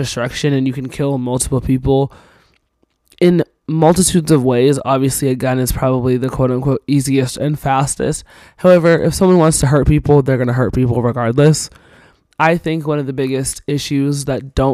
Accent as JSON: {"language": "English", "town": "Cornish", "region": "Maine", "country": "United States", "tie": "born or raised there", "moved": "yes", "said": "I'm originally from Cornish, Maine"}